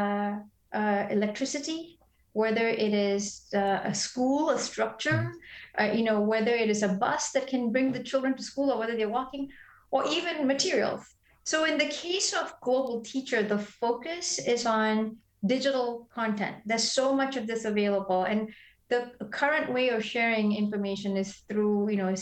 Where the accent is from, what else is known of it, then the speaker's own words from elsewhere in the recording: Malaysia; moved away as an adult; also born or lived in Belfast, Northern Ireland; I grew up in Malaysia, but we had great schools